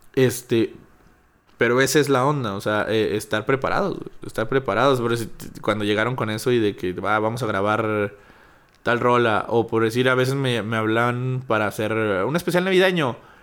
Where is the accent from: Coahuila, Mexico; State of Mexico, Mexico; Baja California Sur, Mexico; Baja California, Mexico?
Coahuila, Mexico; Chávez; now in Torreón, Mexico; yo no vivía aquí, soy de Chávez